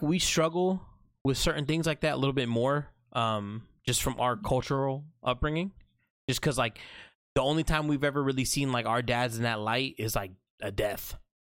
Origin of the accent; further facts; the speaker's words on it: United States; Middle Eastern blood in me. Um, proud Muslim, but I'm born and raised in America.